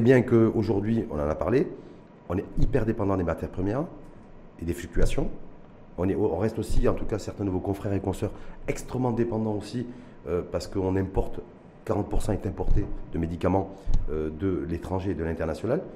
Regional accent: Morocco; chez nous au Maroc

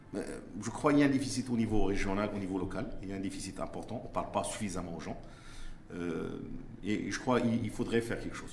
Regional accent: Morocco; je suis marocain, j'investis au Maroc.

